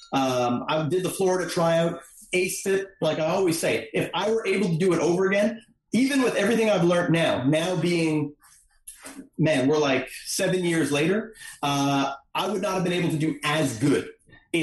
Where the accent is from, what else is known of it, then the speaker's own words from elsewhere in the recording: Montreal, Quebec, Canada; I'm here from Montreal.